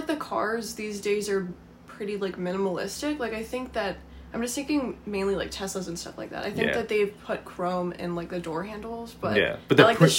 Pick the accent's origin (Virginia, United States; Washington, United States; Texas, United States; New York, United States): Virginia, United States; Charlottesville; now in Northern Virginia, United States; I grew up in Charlottesville, so, like, the mountains were, like, all around. You could just, like, have a 360 view of the Blue Ridge, which was great.